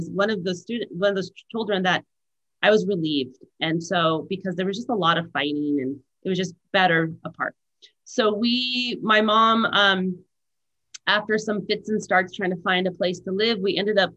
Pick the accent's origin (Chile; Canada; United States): United States; Valley Center, California; also born or lived in Escondido, California; now in Santa Barbara, United States; I was born in North County, San Diego, and my mom and dad lived on an avocado ranch in a trailer